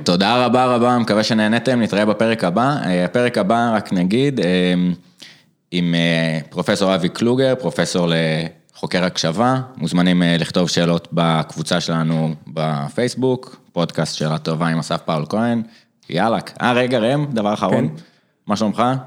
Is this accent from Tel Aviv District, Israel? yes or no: no; Jerusalem, Jerusalem District, Israel; also born or lived in Eilat; אני ירושלמי במקור, במקור מקור מאילת